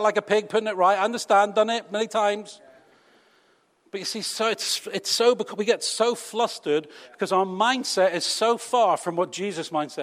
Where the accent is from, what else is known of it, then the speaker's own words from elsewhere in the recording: United Kingdom; we're British.